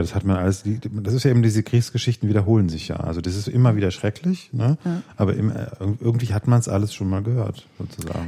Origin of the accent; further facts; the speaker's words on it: Witzenhausen, Hesse, Germany; wo ich herkomme, in Witzenhausen